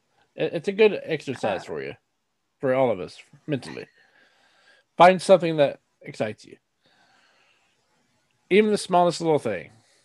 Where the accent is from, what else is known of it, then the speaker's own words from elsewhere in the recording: United States; So actual history classes growing up in America are boring as hell to me